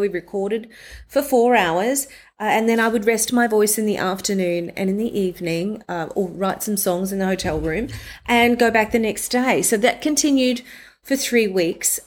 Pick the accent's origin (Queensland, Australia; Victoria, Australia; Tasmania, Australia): Queensland, Australia; Mackay; moved away as an adult; also born or lived in Brisbane, Australia / Sydney, Australia / New York City, United States; I'm gonna move from Mackay in North Queensland near the Great Barrier Reef, the Whitsundays region.